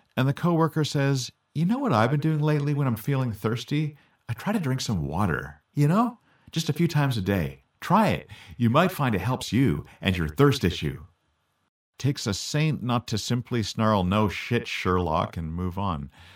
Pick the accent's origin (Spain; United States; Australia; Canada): Canada; I'm Canadian. So we grew up speaking American even more fluently than we grew up speaking French.